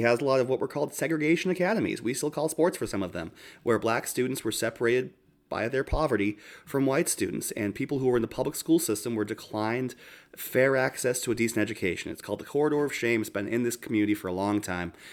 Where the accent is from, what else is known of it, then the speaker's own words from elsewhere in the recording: Boston, Massachusetts, United States; moved away; coming from Boston